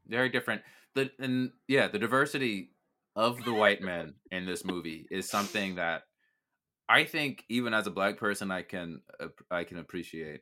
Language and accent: English; Mineola, New York, United States; I was born in Mineola Hospital